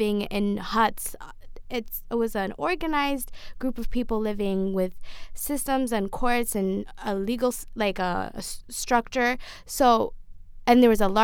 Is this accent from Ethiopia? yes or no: yes; Ethiopia; I'm from Ethiopia